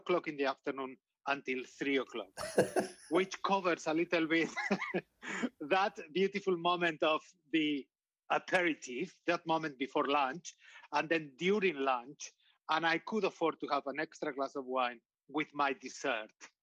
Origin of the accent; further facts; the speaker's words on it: Getxo, Basque Country, Spain; English is a second language; I was born in a small town, and probably for the listeners will be like a suburb north of Bilbao